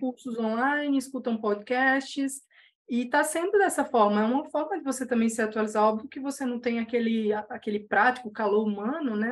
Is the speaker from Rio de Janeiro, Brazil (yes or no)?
no; Paraíba, Brazil; moved away; also born or lived in São Paulo; vim do interior, de um sertão, lá da Paraíba